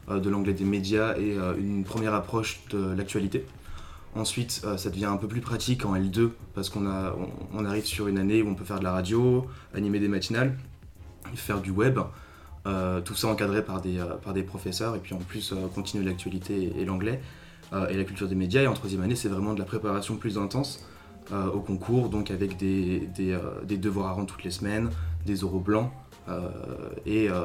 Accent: Belgium; moved away as an adult; now in Lille, France; moi j'ai grandi en Belgique.

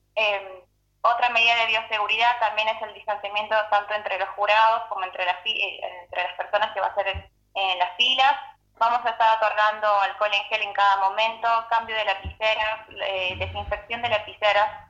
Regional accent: Bolivia; now in Río Cuarto, Argentina; acá nosotros los bolivianos

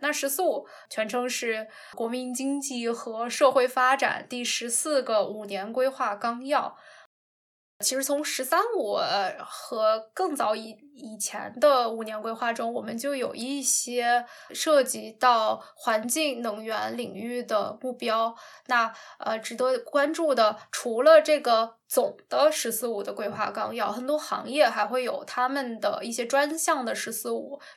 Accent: China; 我们中国人

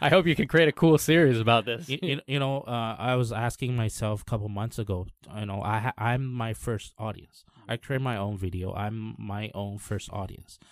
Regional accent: Canada; now in Taiwan; all my friends were basically English speakers back in Canada.

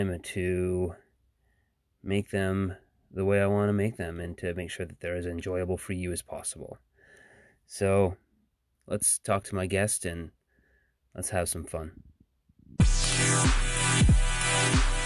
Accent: Portland, Maine, United States; I'm from Portland, Maine

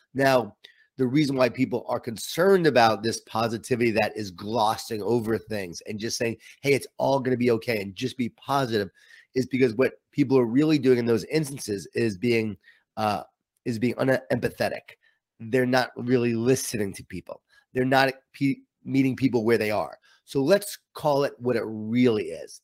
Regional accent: Long Island, New York, United States; I grew up in Long Island, New York

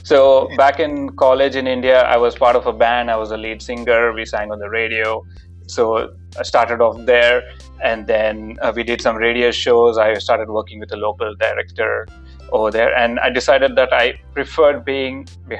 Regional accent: Melbourne, Victoria, Australia; So I'm from Melbourne. I've been there for 11 and a half years.

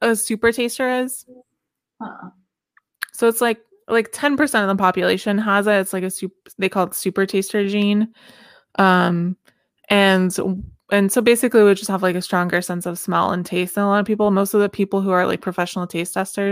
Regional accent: the South, United States; I'm from the South

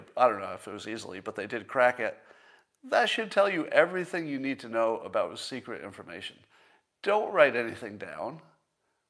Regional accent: Windham, New York, United States; moved away; you skied in my hometown

